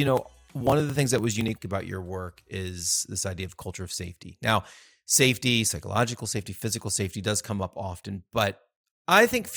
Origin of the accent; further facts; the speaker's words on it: United States; As an American